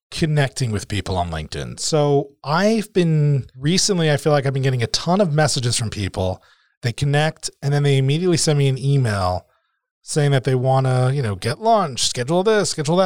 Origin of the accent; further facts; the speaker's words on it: New Jersey, United States; we're both from Jersey